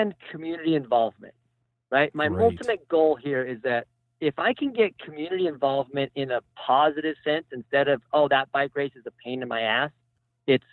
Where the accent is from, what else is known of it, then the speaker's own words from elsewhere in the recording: United States; moved away; the town that I grew up in Redoso